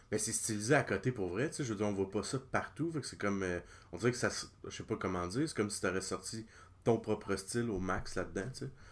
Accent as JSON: {"language": "French", "area": "Lanaudière", "region": "Quebec", "country": "Canada", "said": "mon coin, la Naudière"}